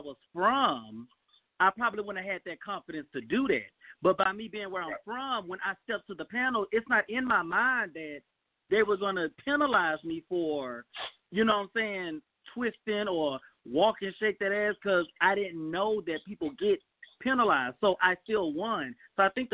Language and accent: English; the South, United States; moved away; I grew up in the South